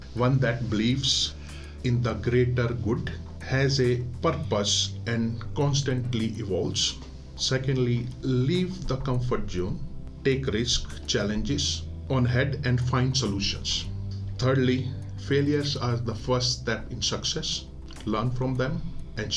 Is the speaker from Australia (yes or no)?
no; India; moved away; I'm Indian